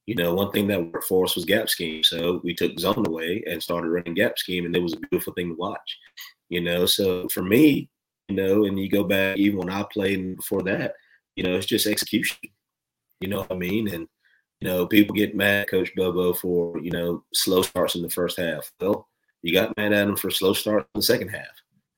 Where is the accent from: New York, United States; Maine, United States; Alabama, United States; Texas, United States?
Alabama, United States; You know, I was on the way back. I'm from Alabama, and I'm listening to the game and somewhat watching the game too.